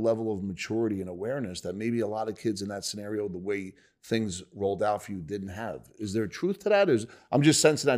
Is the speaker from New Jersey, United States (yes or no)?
yes; Bayonne, New Jersey, United States; I grew up in Bayonne, which is Hudson County, not far from Newark, where you grew up.